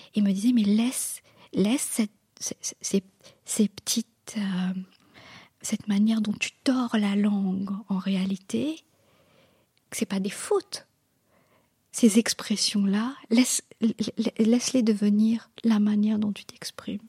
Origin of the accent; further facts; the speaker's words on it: Mauritius; French is a second language; moved away; also born or lived in Caen, France; on est des, des Mauriciens d'origine indienne